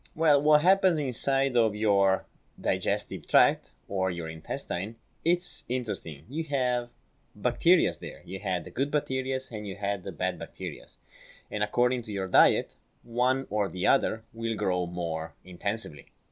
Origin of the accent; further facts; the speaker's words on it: Italy; accent: Italian; English is a second language; I'm from Italy